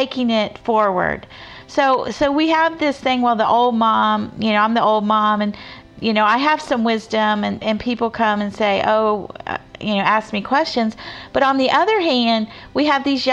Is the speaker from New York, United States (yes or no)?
no; Florida, United States; I grew up in Florida